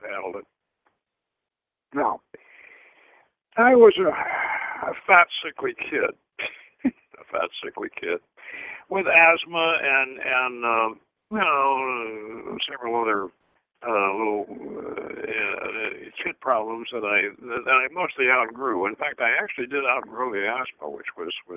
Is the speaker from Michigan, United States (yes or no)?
no; St. Petersburg, Florida, United States; also born or lived in Georgia; I grew up in St. Petersburg, Florida, which was on the Gulf of Mexico